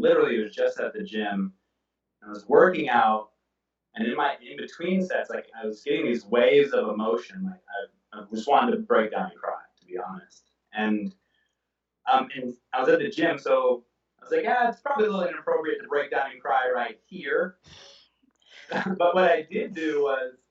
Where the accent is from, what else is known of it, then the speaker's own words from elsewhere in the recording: Oakland, California, United States; also born or lived in Atlanta; I'm from Oakland